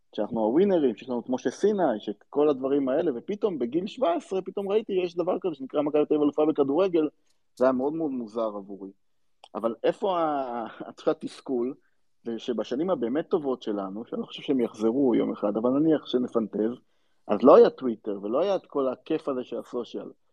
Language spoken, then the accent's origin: Hebrew; Central District, Israel; אני גדלתי באזור אה, לא רחוק מנתניה, אה, באחד המושבים שמסביב לנתניה